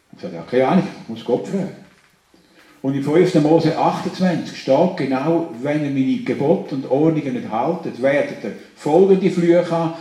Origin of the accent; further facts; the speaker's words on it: Switzerland; Wir sind doch Schweizer, oder? Wir Schweizer sind ein besonderes Volk.